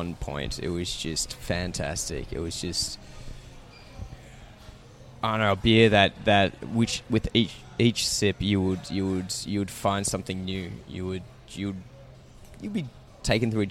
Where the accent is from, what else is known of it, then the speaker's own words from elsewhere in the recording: Warrandyte, Victoria, Australia; I'm originally from Warrandyte, and where my parents still live these days as well.